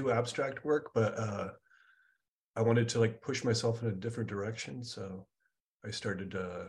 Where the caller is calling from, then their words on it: Hollywood, California, United States; I'm right in Hollywood over by Guitar Center.